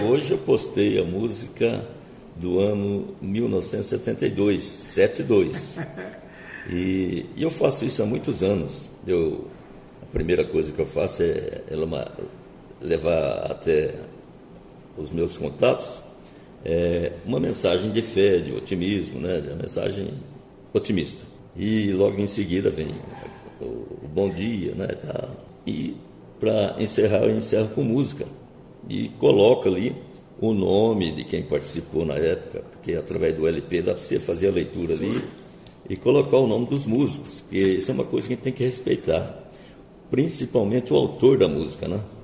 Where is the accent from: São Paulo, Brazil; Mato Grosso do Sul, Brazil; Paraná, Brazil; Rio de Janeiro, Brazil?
Mato Grosso do Sul, Brazil; Três Lagoas; nasci na cidade de Três Lagoas, na época era Mato Grosso